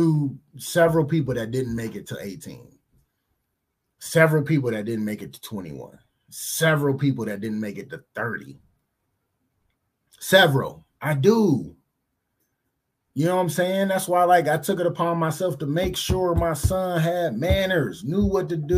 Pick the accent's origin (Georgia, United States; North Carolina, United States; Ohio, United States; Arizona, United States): Ohio, United States; Cleveland; I grew up in Cleveland